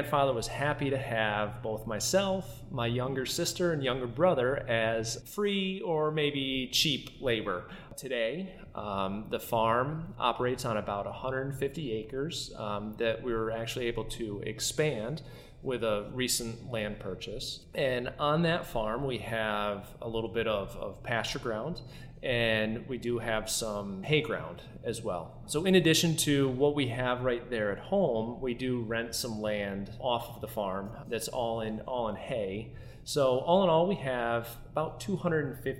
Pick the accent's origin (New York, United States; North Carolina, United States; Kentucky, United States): New York, United States; Schaghticoke; I have a family farm that I grew up on here in Scaghtikoke, New York